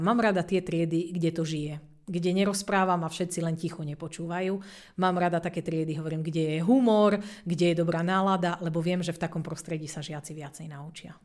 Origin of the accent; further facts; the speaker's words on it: Slovakia; A my Slováci sme ešte dobrý tým vo svete, že na nás veľmi necítiť prízvuk, keď rozprávame po anglicky.